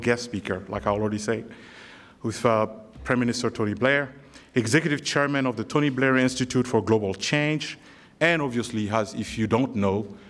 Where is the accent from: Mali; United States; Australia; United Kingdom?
Mali; moved away; I'm originally from Mali